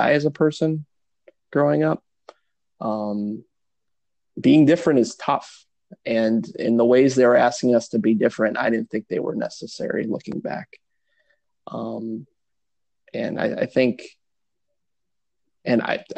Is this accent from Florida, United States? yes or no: no; Milwaukee, Wisconsin, United States; I grew up in Milwaukee